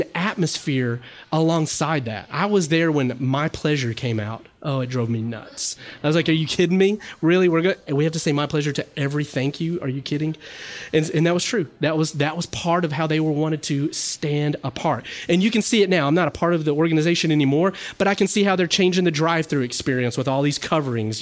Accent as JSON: {"language": "English", "region": "the South", "country": "United States", "said": "I'm from the South"}